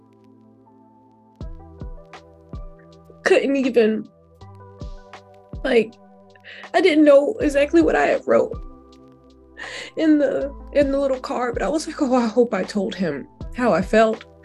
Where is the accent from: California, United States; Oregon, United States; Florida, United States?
Florida, United States; Jacksonville; I'm from Jacksonville